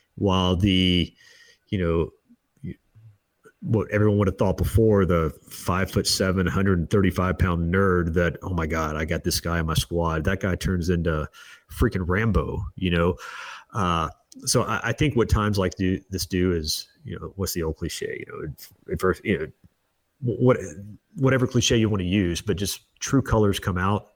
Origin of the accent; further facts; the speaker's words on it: Destin, Florida, United States; also born or lived in Alexander City, Alabama; I was born in, uh, Alabama, uh, small town no one's ever heard of, Alexander City, but moved to Destin, Florida